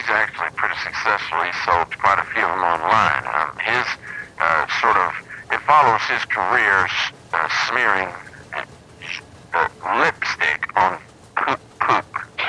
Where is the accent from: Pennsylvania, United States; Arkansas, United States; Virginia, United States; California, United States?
Arkansas, United States; I'm one of those people. I was raised in Arkansas